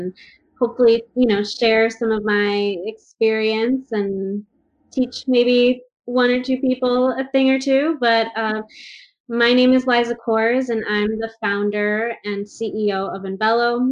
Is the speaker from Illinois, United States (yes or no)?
yes; Chicago, Illinois, United States; now in Santa Monica, United States; I grew up in the outer suburbs of the Chicagoland area